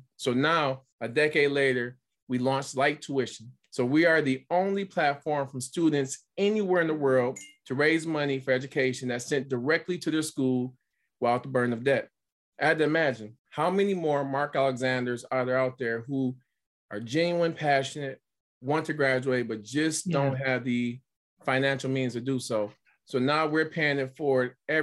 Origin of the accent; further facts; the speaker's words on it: Pontiac, Michigan, United States; growing up in Pontiac, in a single parent household